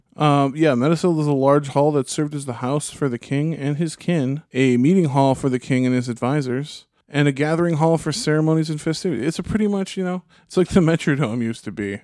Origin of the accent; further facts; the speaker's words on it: United States; as an American